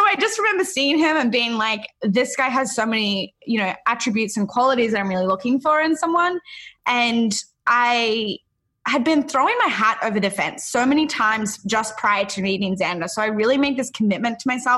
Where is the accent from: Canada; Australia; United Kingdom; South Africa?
Australia; moved away as an adult; now in Encinitas, United States